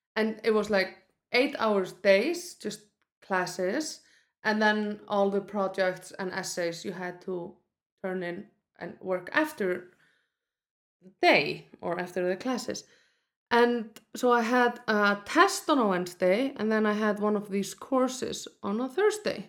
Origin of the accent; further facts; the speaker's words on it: Iceland; I grew up in Iceland